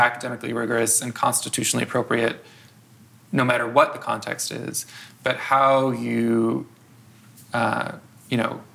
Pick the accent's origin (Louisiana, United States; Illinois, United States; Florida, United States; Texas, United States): Illinois, United States; outside of Chicago; I grew up outside of Chicago.